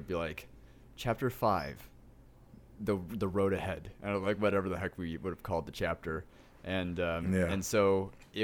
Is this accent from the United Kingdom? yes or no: no; Michigan, United States; I'm from Michigan